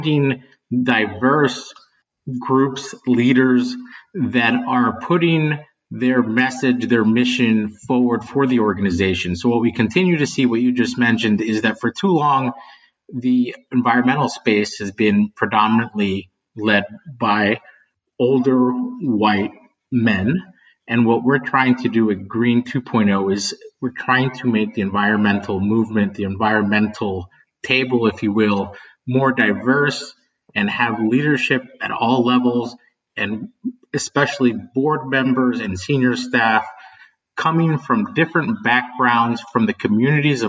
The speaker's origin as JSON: {"language": "English", "region": "West Virginia", "country": "United States", "tie": "born or raised there", "said": "I grew up in West Virginia"}